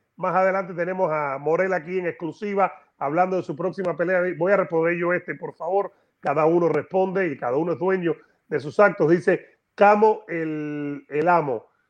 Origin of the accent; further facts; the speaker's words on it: Havana, Cuba; La Habana, Cuba, mi ciudad, mi tierra.